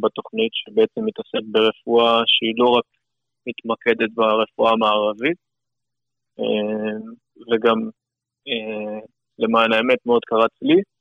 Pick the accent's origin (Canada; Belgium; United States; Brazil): Canada; now in Beersheba, Israel; אני מקנדה האנגלית